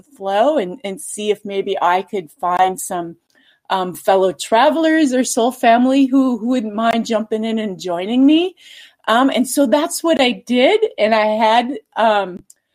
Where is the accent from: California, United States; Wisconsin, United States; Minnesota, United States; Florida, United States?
Minnesota, United States; moved away as an adult; now in Boise, United States; I'm originally from Minnesota